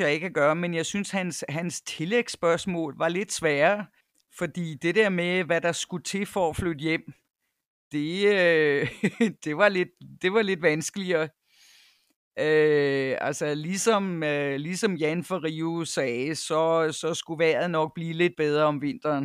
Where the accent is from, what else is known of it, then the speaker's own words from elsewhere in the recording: North Jutland, North Denmark Region, Denmark; moved away as an adult; also born or lived in Cyprus / United States / Copenhagen / Nepal; now in KwaZulu-Natal, South Africa; er født i Nordjylland, hvor jeg også øh, tilbragte to teenageår. Men ellers så er det meste af min barndom øh, været i, i Nordjylland